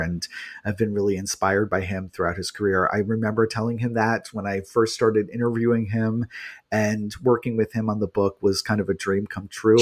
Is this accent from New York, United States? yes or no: yes; New York, United States; I'm from New York